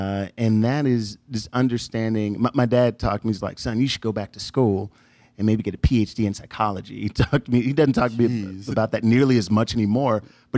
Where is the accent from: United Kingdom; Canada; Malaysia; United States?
United States; Chicago, Illinois; now in Texas, United States; when I moved from Chicago to Texas, Southwest Texas. We did a road trip and he said, why are you leaving? Why do you want to go? And have me write an effort list. So every time I thought about coming back home